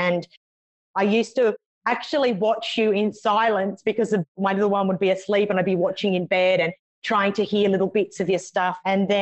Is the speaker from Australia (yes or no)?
yes; Canberra, Australian Capital Territory, Australia; now in Melbourne, Australia; So I'm from Australia. I live in a city called Melbourne, originally from another city called Canberra